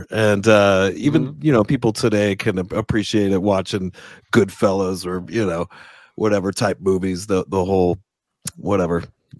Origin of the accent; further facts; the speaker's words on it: New Jersey, United States; I was from Jersey.